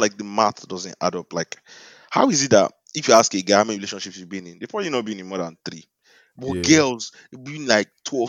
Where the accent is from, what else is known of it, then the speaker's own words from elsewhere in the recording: Nigeria; as a Nigerian